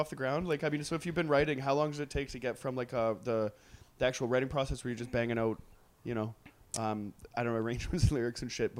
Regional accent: Trail, British Columbia, Canada; moved away; I grew up in the like in the interior, and there was pictures coming back from like downtown in my hometown, and it's just an hour away from Nelson, actually. I'm from Trail.

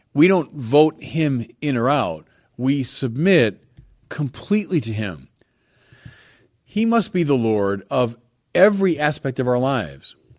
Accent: United States; I'm an American

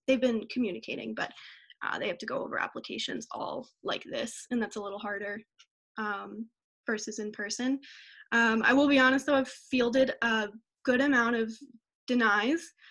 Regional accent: Pennsylvania, United States; I'm from Congletown, Pennsylvania

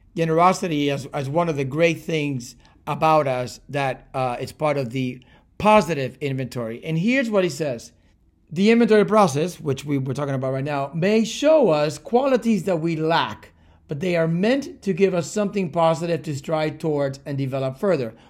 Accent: Cuba; moved away; also born or lived in Miami, United States; I was born in Cuba and raised between Cuba and Miami

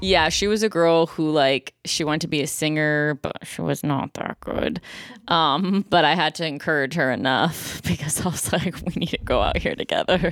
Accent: Buffalo, New York, United States; now in Los Angeles, United States; I'm from Buffalo, New York

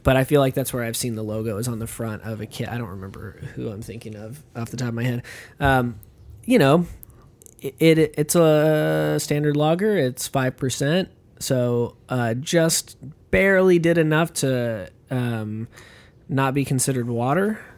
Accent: United States; an American moviegoer

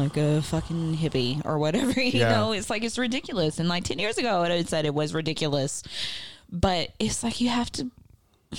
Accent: Southwest Arkansas, United States; I'm from Southwest Arkansas, where it's like, shoot first and ask questions later

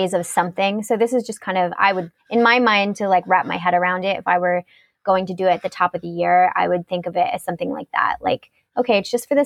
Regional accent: United States; I'm like an American

